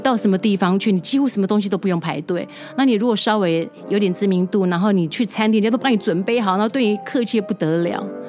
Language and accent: Chinese; Taiwan; 我台湾人